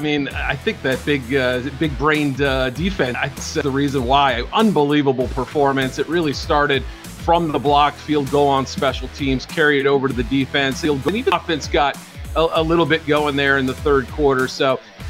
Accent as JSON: {"language": "English", "region": "New England", "country": "United States", "tie": "born or raised there", "moved": "yes", "lives_now": "Chicago, United States", "said": "I grew up in New England."}